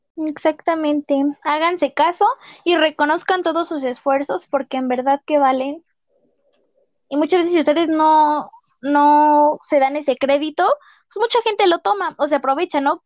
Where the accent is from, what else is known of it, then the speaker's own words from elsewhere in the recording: State of Mexico, Mexico; somos dos personas del Estado de México